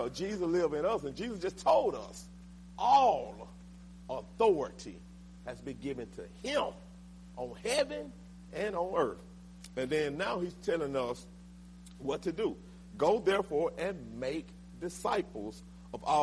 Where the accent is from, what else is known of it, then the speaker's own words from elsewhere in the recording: Linden, Alabama, United States; my hometown. I'm from Linden, Alabama.